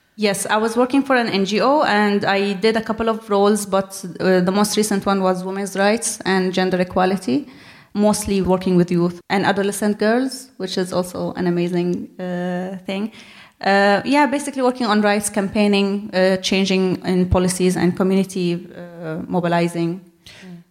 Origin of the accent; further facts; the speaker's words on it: Syria; moved away as an adult; also born or lived in Jordan; now in Brighton, United Kingdom; I was born and raised in Syria